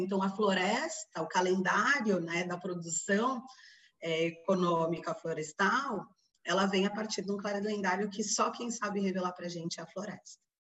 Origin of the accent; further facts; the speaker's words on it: São Paulo, Brazil; moved away as an adult; now in Belém, Brazil; Eu sou de São Paulo, mas moro em Belém já há 16 anos